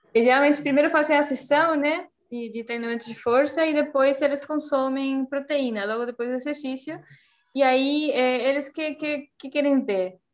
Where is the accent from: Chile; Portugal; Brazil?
Chile; Portuguese is a second language; moved away as an adult; eu sou do Chile, eu me formei lá em nutrição em 2011